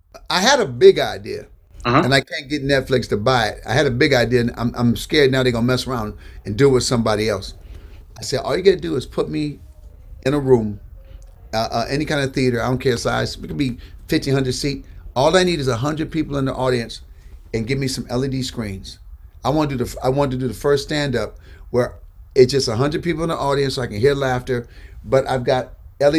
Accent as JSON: {"language": "English", "town": "Benton Harbor", "region": "Michigan", "country": "United States", "said": "I'm from Benton Harbor, Michigan"}